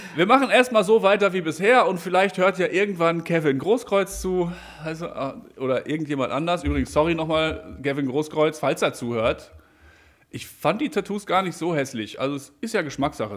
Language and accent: German; Brilon, North Rhine-Westphalia, Germany; aus Brilon. Die Stadt kennst du wahrscheinlich. Das ist die Stadt, wo ich herkomme.